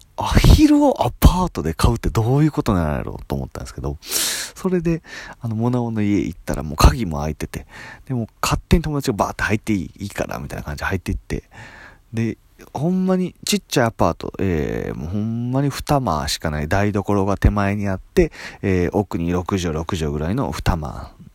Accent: Itami, Hyogo, Japan; moved away; also born or lived in Nagoya; 兵庫県伊丹市で育ったんですけども

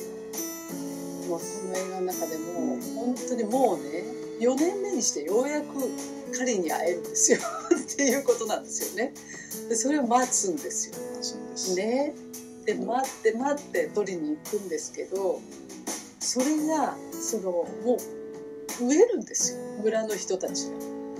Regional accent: Izumiotsu, Osaka, Japan; 私は大阪出身

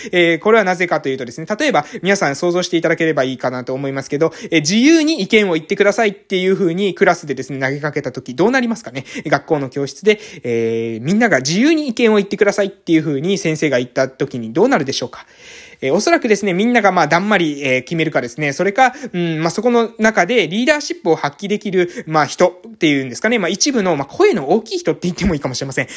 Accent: Amami Ōshima, Kagoshima, Japan; 奄美大島の、えー、某村に来ているわけです、えー。で、これはですね、私の地元なんですけれども

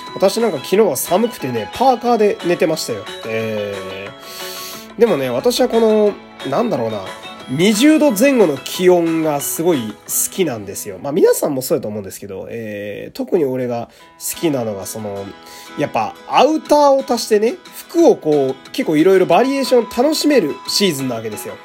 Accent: Fukui, Japan; now in Tokyo, Japan; 私あの、福井県っていう雪国の出身ですけど

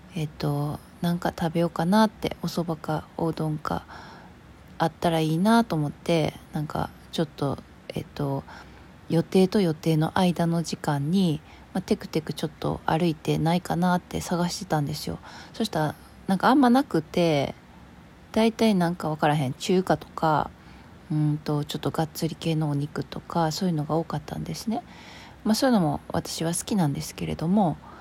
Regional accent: Kansai, Japan; 私ほら関西人なんで

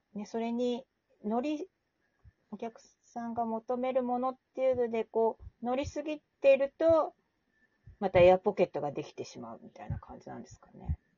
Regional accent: Asahikawa, Hokkaido, Japan; 私の地元のね、小さな町の旭川

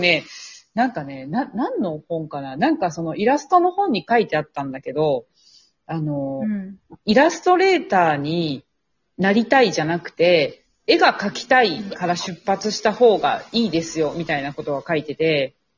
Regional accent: Kansai, Japan; moved away as an adult; now in Tokyo, Japan; 地元が関西なんですけれども、えー、関西の美術系大学を卒業し

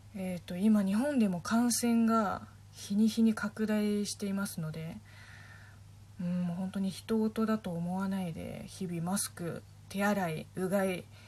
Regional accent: Linhai, Zhejiang, China; Japanese is a second language; now in Japan; うちの地元の臨海市も、えっと、大衆市の中の一つの区みたいなもん

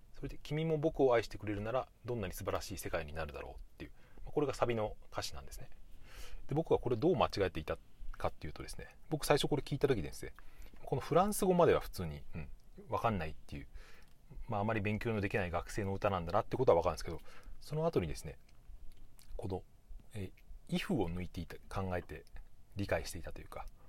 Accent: Japan; 母国母国語じゃない僕みたいなそういう日本人

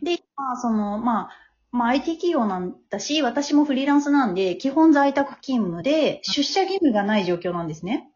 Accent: Tokyo, Japan; also born or lived in Saitama / Nishi-Funabashi; なんか私東京生まれ東京育ちなんだけど

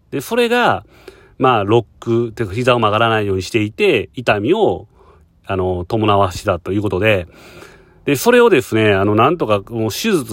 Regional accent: Japan; now in Hong Kong; 僕とか日本人からしたらね

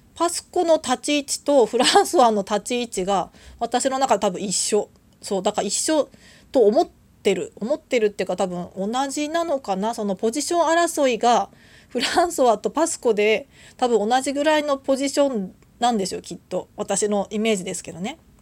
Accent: Tohoku, Japan; moved away as an adult; also born or lived in Tokyo; now in Kyushu, Japan; 私もともと東北の出身ででその後東京に大学で出てきて

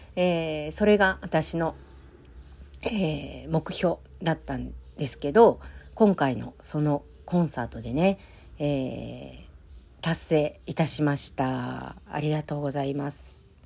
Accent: Kansai, Japan; 関西人なんでね

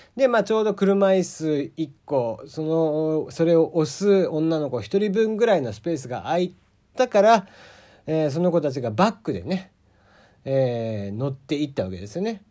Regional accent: Kagoshima, Japan; accent: Kagoshima dialect; moved away; also born or lived in Fukuoka; 鹿児島の人間、鹿児島生まれの人間なんで、鹿児島弁になった時が多分一番切れてる

